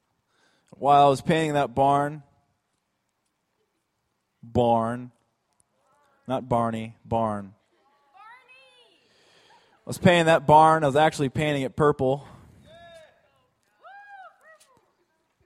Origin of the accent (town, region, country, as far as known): Alaska, United States; born or raised there